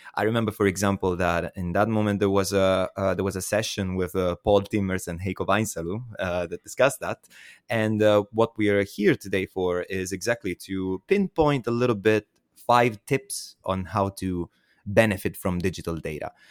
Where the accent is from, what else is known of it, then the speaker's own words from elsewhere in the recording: Southern Italy, Italy; my hometown in South Italy